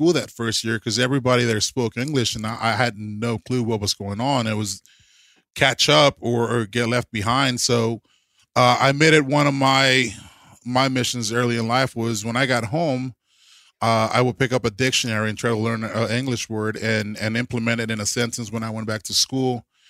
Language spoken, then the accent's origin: English; Brownsville, Texas, United States; also born or lived in Mexico; Man, I was actually born in Mexico. {S4} Okay, {S5} but I was raised in Texas, in Brownsville, which is South Texas. It's a little different than the rest of Texas.